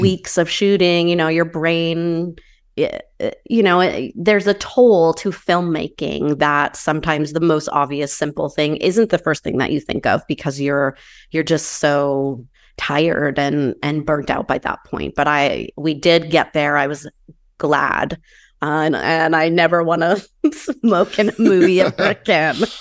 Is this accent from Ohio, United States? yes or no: no; Maine, United States; also born or lived in New Hampshire; now in Southern California, United States; I grew up in Maine and then New Hampshire, and I currently live in Southern California.